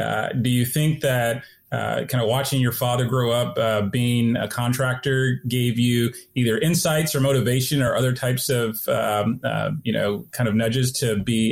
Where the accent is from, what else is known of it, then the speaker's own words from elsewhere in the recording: Phoenix, Arizona, United States; I'm actually from Phoenix, Arizona, so I spent quite a bit of time in Arizona.